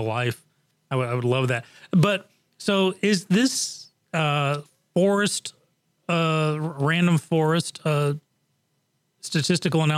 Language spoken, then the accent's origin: English; England, United Kingdom; moved away; I grew up on soccer in England.